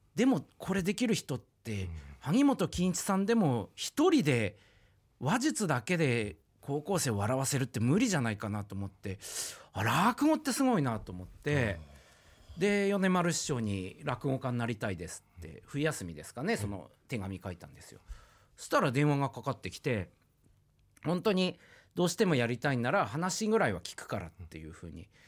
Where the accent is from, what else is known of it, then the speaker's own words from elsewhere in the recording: Oshu, Iwate, Japan; 岩手県のもう田舎奥州市ってとこで生まれ育ったんで